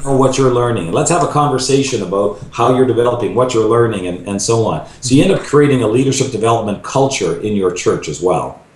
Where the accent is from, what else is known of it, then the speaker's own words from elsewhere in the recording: Vancouver, British Columbia, Canada; now in Chicago, United States; I'm a Vancouver boy